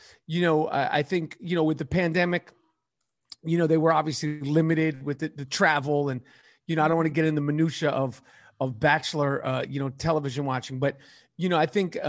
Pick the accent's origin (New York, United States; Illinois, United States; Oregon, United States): New York, United States; New York City; New York City, born and raised in New York City.